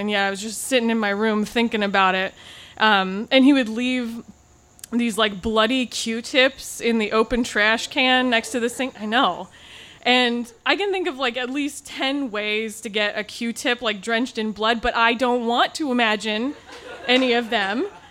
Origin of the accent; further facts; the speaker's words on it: Pacific Northwest, United States; I grew up in the Pacific Northwest